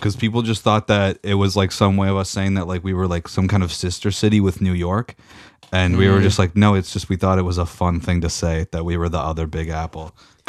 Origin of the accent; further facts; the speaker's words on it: Meaford, Ontario, Canada; Meadford, yeah.